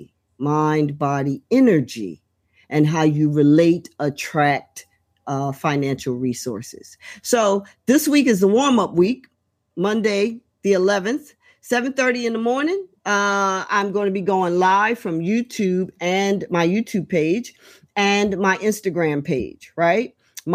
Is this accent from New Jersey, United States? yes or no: yes; Trenton, New Jersey, United States; right here in my hometown, Trenton, New Jersey.